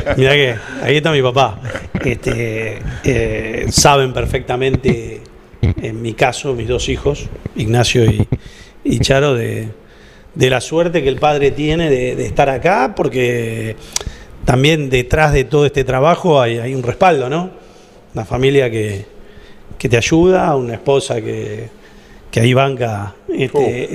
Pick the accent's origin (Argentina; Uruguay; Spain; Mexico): Argentina; De Argentina